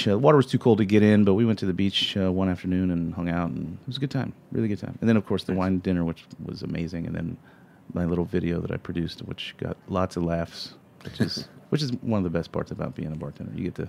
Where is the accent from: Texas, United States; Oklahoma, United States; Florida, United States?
Florida, United States; Florida Panhandle, United States; moved away; I've born and raised in the Panhandle.